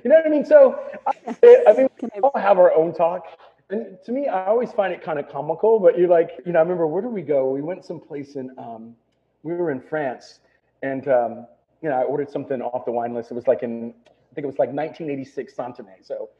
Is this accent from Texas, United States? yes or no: yes; Texas, United States; You know, I'm from Texas.